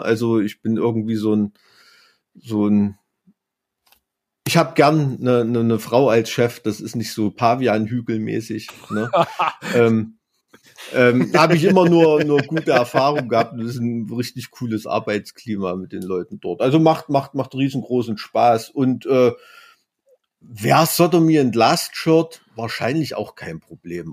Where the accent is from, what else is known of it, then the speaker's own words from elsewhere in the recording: East Germany, Germany; ich bin da in der DDR als Kind aufgewachsen